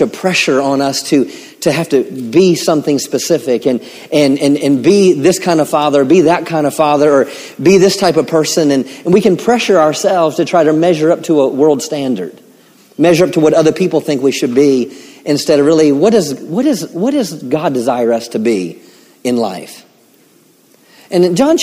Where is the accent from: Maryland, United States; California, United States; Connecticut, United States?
Maryland, United States; moved away; I grew up in Maryland